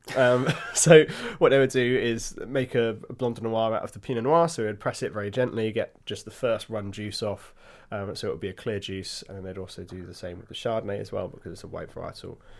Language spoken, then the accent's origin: English; Hampshire, South East England, United Kingdom; I was born in Hampshire.